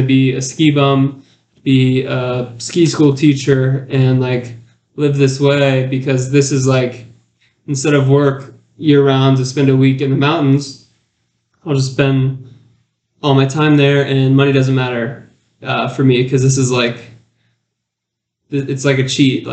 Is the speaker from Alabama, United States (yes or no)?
no; Alpharetta, Georgia, United States; when I was a kid, I grew up in Alpharetta, Georgia